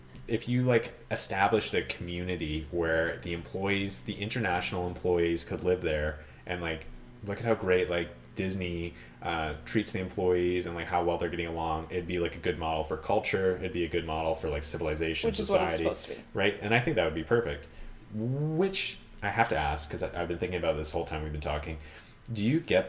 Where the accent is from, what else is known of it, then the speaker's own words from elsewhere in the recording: Ontario, Canada; I'm from Ontario. We sound American.